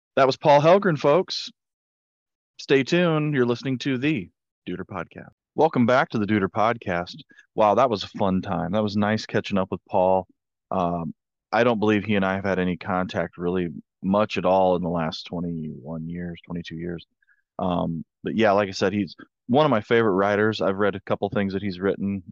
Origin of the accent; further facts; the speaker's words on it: Hicksville, Ohio, United States; I'm from Hicksville, Ohio